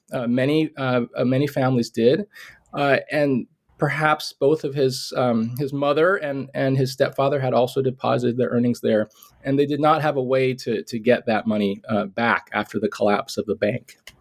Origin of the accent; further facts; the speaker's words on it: Hawaii, United States; now in Santa Barbara, United States; I am originally from Hawaii, but I have been here in Santa Barbara for 22 years